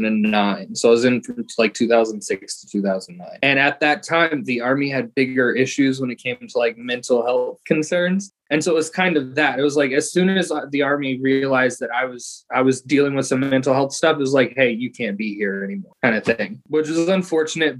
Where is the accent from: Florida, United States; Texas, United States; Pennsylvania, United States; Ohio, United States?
Florida, United States; Podunk; I'm from Podunk, Florida